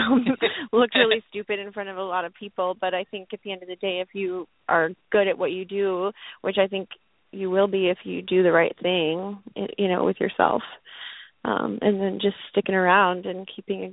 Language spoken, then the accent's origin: English; Nashville, Tennessee, United States; moved away; I'm from Tennessee. I'm from Nashville